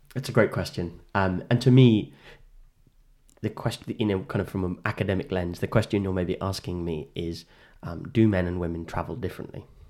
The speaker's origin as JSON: {"language": "English", "region": "England", "country": "United Kingdom", "said": "I am inexplicably British, whether I want to be or not, right?"}